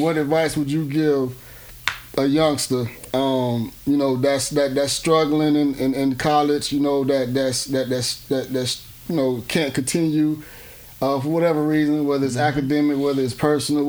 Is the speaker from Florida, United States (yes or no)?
yes; Miami, Florida, United States; we all come from a similar background, and you know, I'm from Miami